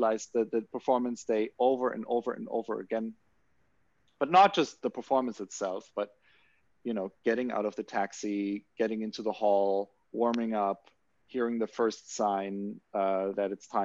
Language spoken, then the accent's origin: English; Germany; growing up in Germany